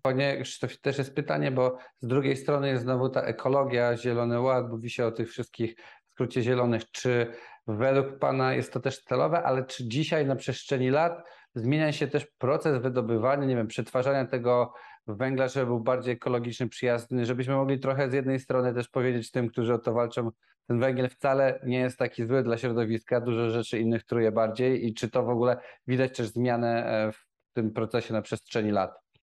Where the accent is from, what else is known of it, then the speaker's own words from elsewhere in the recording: Nowy Sącz, Lesser Poland, Poland; ja też pochodzę z Nowego Sącza